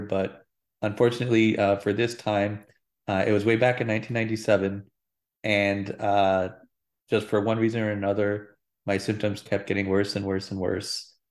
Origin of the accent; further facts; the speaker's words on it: Phoenix, Arizona, United States; I'm a native Arizonan, uh, born and raised in Phoenix, Arizona.